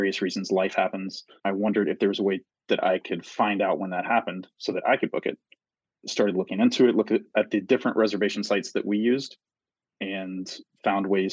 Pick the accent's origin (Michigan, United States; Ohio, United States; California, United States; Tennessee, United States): Tennessee, United States; moved away as an adult; now in Washington, United States; I grew up in Tennessee originally